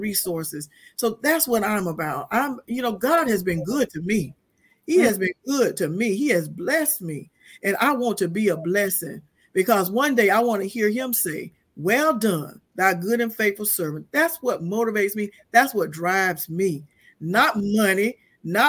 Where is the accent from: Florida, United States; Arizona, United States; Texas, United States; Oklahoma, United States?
Florida, United States; Quincy; now in Tallahassee, United States; I came from the great metropolis of Quincy, Florida, from very humble beginnings, raised by my grandparents